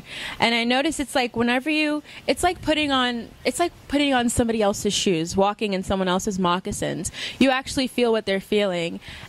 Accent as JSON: {"language": "English", "region": "Florida", "country": "United States", "also_born_or_lived": "Texas", "moved": "yes", "said": "I'm from Florida."}